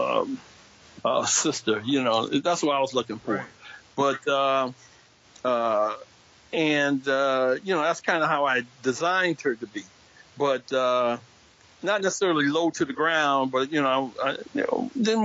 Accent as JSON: {"language": "English", "town": "Detroit", "region": "Michigan", "country": "United States", "tie": "born or raised there", "said": "growing up in Detroit"}